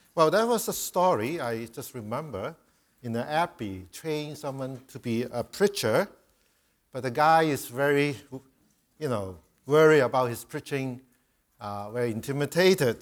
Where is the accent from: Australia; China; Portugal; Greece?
China; moved away; I'm a Chinese, I come from Chi, uh, Asia